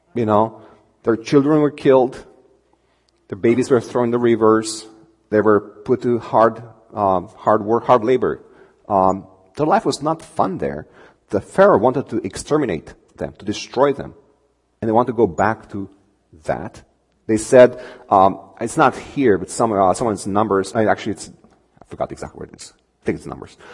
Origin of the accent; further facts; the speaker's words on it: Romania; English is a second language; moved away as an adult; I come from Romania. Um, I've been here uh, less than two years. It'll be tw- two years in, uh, in, on the 29th of this month. Um, grew up there